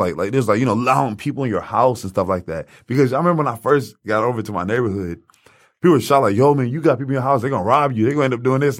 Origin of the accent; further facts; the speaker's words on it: Highland Park, United States; I grew up in Highland Park